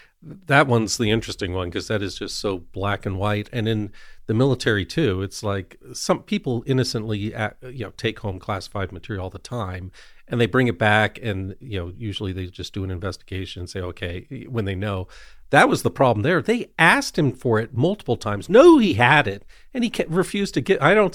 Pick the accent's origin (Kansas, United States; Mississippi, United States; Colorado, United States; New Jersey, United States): Colorado, United States; Evergreen; Came back to Colorado, but it sucks you in. It sucks in a lot of people I grew up with in Evergreen, which is beautiful, but got sucked into Highlands Ranch